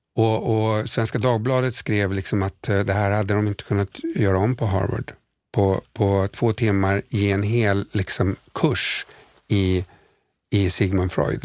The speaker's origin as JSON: {"language": "Swedish", "country": "Sweden", "said": "vi kommer från Sverige"}